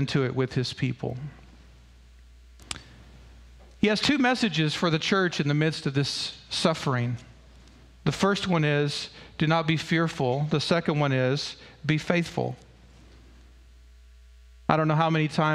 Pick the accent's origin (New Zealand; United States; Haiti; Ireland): United States; I was born in the United States of America